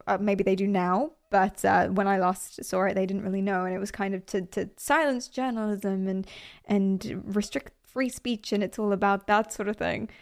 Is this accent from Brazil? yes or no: no; United Kingdom; I'm British